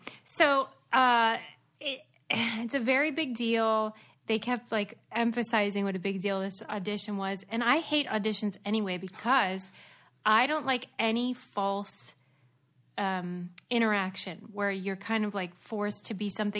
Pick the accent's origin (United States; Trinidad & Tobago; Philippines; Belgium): United States; Pittsburgh, Pennsylvania; I'm from Pittsburgh.